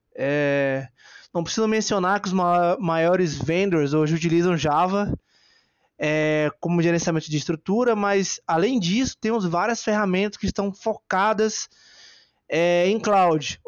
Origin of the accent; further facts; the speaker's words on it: Bahia, Brazil; a minha maior qualidade é ser baiano e brasileiro, né? Gosto muito da minha terrinha